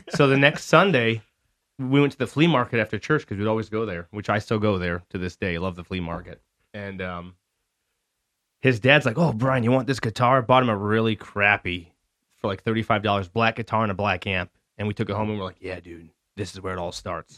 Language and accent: English; Lapeer, Michigan, United States; also born or lived in Lakeville, Michigan; So that was my first year here in Lapeer. We moved here from Lakeville